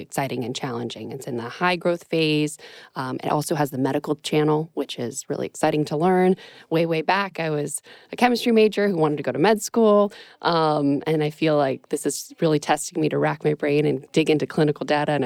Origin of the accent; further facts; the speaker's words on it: Pittsburgh, Pennsylvania, United States; I am from Pittsburgh and I also went to North Allegheny High School